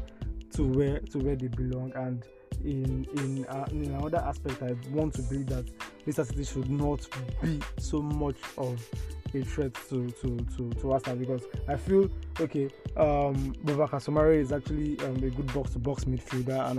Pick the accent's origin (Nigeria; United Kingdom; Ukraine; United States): Nigeria; as a Nigerian